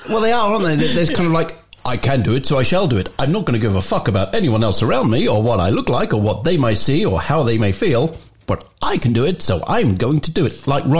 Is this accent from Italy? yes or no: no; England, United Kingdom; as you do, being English, you're sort of standing and you're not upset anyone